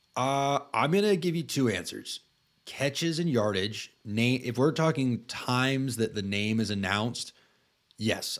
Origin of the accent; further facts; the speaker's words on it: Tallahassee, Florida, United States; I grew up in Tallahassee